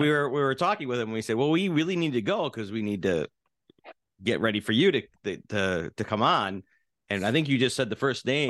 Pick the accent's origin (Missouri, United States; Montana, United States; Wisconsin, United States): Wisconsin, United States; Milwaukee; moved away; I was born in Milwaukee